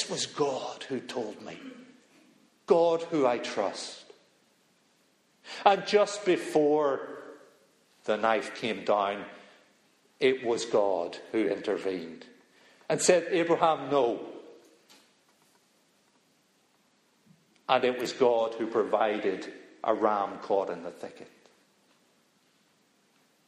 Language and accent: English; Belfast, Northern Ireland, United Kingdom; moved away; I'm from Belfast